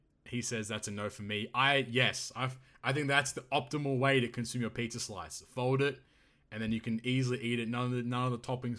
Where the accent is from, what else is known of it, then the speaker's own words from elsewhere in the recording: New York, United States; But, hey, I'm from New York here.